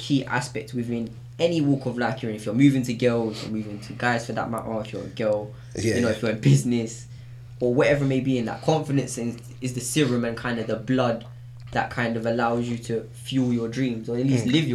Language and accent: English; London, United Kingdom; I'm from Islington, or I'm from North London